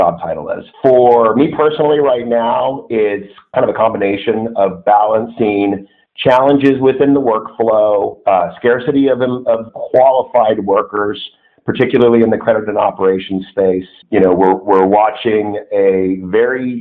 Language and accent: English; Southern California, United States; I grew up in Southern California